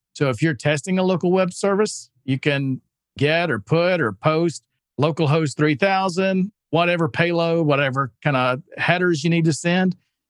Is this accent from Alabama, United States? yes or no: yes; Alabama, United States; Listen, yeah, I'm from Alabama. I'm not giving him any grief on accents.